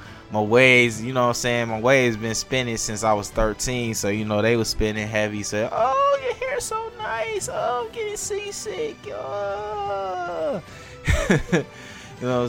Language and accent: English; Detroit, Michigan, United States; I'm from Detroit, so I would go to Northland was the closest mall to Detroit